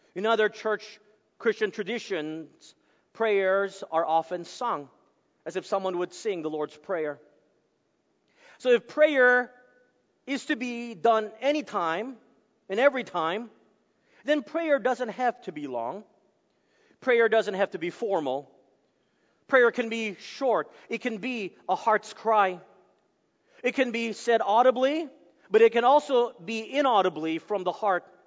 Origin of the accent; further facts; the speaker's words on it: Texas, United States; moved away; I'm from Texas, it's from the deep south, uh, and so we're all huggers there.